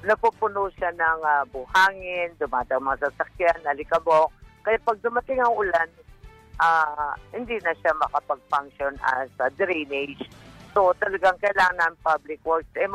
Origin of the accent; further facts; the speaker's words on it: Pampanga, Central Luzon, Philippines; sa amin sa Pampanga